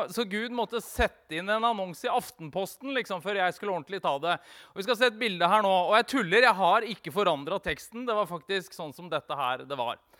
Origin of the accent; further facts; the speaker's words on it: Vestfold og Telemark, Norway; Jeg er jo telemarking.